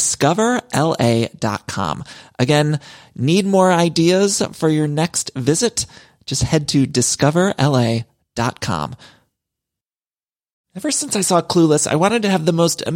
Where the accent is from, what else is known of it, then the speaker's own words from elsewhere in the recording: Midwest, United States; moved away as an adult; now in Los Angeles, United States; I'm from the Midwest, but I've lived in California for so long, and I truly do love it here